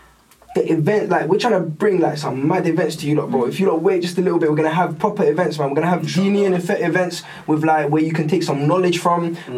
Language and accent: English; London, United Kingdom; I tell you I'm from London